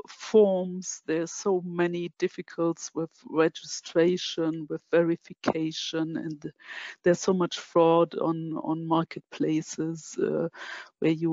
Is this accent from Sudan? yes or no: no; Germany; I'm from Germany